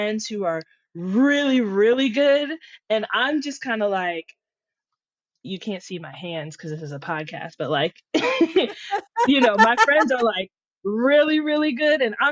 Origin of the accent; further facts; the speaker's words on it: Los Angeles, California, United States; I'm from LA.